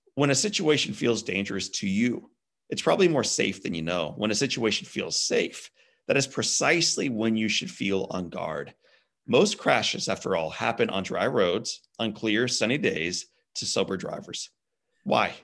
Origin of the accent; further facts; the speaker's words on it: Midwest, United States; I'm a Midwest guy myself